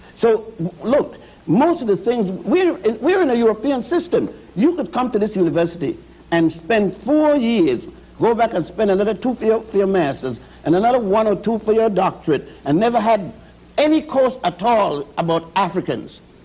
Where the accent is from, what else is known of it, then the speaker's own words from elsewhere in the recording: Puerto Rico; moved away; also born or lived in Ethiopia / Virgin Islands; we lived and grew up in Puerto Rico and the Virgin Islands